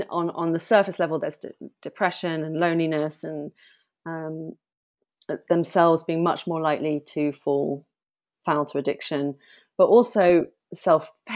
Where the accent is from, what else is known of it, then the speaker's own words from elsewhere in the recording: Bath, South West England, United Kingdom; also born or lived in London; My mum and I moved from London to Bath